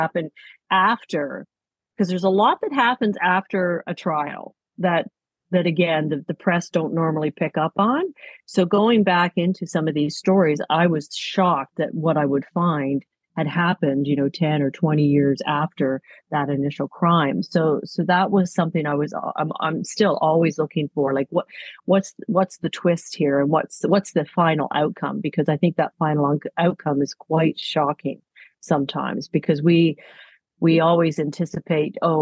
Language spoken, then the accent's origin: English; Toronto, Ontario, Canada; I grew up in Toronto